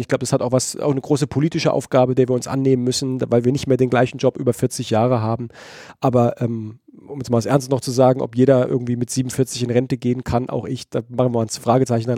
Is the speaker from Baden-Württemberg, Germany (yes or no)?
yes; Heidelberg, Baden-Württemberg, Germany; aus Heidelberg, meiner Geburtsstadt